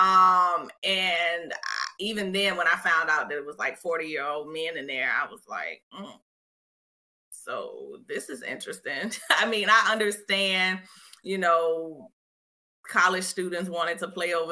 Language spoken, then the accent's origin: English; Richmond, Virginia, United States; I'm from Richmond. When I was in high school, we ain't had it.